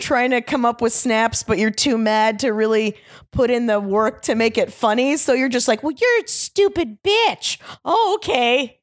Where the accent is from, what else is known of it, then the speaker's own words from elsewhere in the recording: Orlando, Florida, United States; moved away; Orlando, originally.